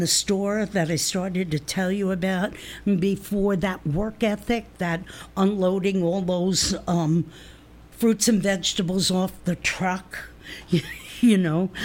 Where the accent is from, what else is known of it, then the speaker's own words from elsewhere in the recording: New Jersey, United States; I spoke like I came from New Jersey, which I did